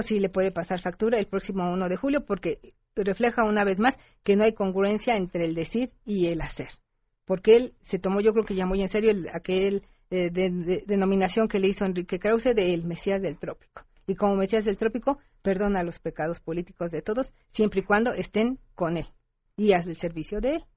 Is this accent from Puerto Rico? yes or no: no; Mexico; somos los mexicanos